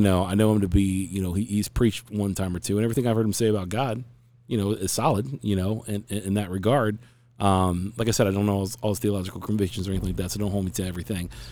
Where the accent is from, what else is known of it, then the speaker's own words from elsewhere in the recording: Cincinnati, Ohio, United States; now in Phoenix, United States; I'm a Cincinnati boy, so born and raised in Ohio